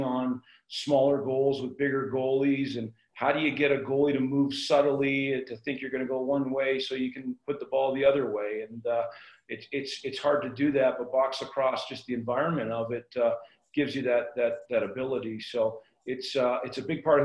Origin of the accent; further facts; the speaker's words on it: Burnaby, British Columbia, Canada; moved away as an adult; now in Denver, United States; I'm from Burnaby